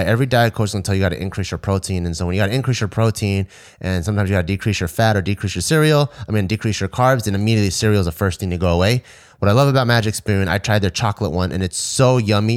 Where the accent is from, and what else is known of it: United States